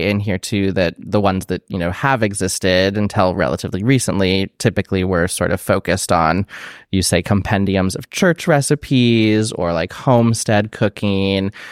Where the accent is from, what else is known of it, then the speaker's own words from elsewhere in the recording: Iowa, United States; growing up in Iowa